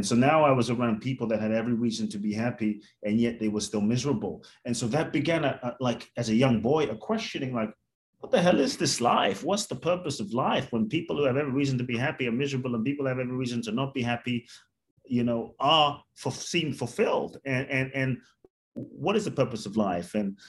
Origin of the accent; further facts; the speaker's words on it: London, United Kingdom; now in Mexico; I was born in Ghana, West Africa. My father's from Ghana, my mother's Japanese. I grew up in London, the US, now partly Mexico also.